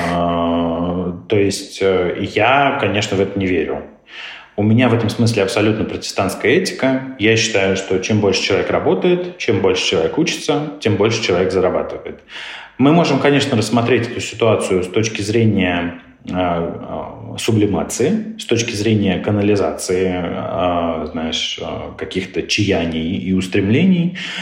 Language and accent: Russian; South Africa; он, как и я, из Южной Африки